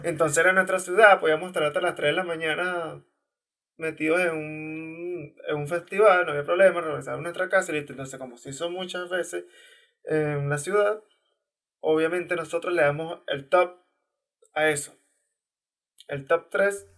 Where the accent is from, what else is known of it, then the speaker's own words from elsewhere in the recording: Maracay, Aragua, Venezuela; Nosotros somos de Maracay